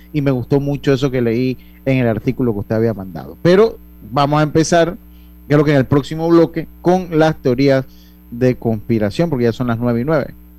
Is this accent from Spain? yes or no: no; Panama; como nosotros estábamos en el virreinato del Perú, nosotros somos otra historia